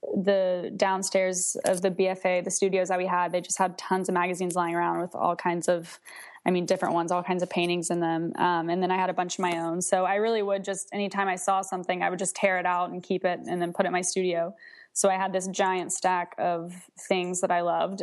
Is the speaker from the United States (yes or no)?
yes; Nashville, Tennessee, United States; now in Charlottesville, United States; right now I'm in Charlottesville, Virginia, but I'm originally from Nashville, Tennessee